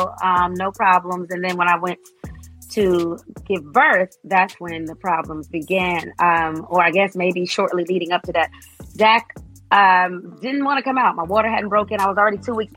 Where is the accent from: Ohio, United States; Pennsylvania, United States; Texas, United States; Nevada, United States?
Nevada, United States; Las Vegas; moved away as an adult; now in Atlanta, United States; my hometown of Las Vegas